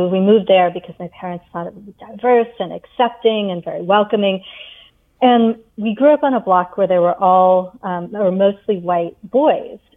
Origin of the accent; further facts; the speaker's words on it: England, United Kingdom; I was born in India. I mean, sorry, {S0} in England. {S1} Um, and then while we were growing up, you know, my brother and I in our early years in England